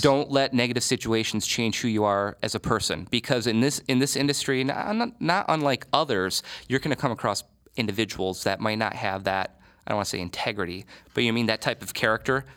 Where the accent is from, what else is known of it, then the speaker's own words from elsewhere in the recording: Michigan, United States; moved away as an adult; now in Columbus, United States; I'm from Michigan, and when I was gonna go to school in Columbus